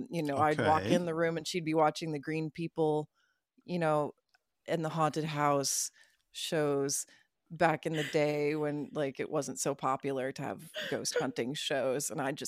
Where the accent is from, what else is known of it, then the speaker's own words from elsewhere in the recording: Midwest, United States; also born or lived in Tulsa, Oklahoma; I'm from the Midwest.